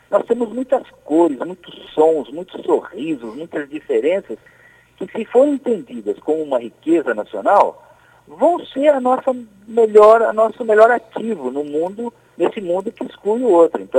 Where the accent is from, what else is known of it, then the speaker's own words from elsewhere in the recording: Paraná, Brazil; eu sou paranaense de nascimento e piauiense de coração.